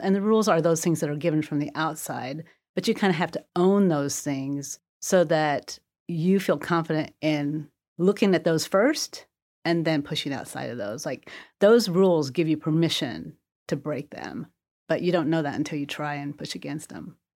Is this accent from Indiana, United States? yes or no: yes; Terre Haute, Indiana, United States; also born or lived in Korea; I grew up mostly in Terre Haute, Indiana